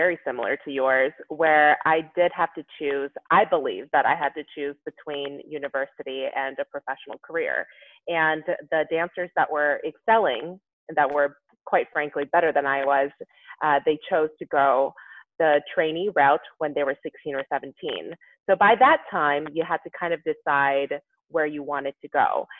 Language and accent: English; South Korea; that wasn't really part of the conversation when I was growing up in Korea.